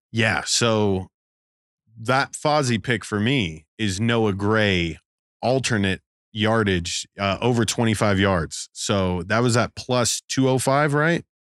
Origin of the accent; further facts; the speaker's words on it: Las Vegas, Nevada, United States; growing up in Vegas